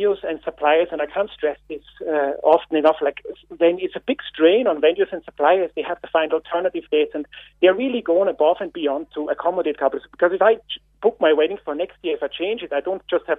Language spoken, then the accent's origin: English; Austria; now in Ireland; I'm not a local. You can hear my accent. I'm from Austria.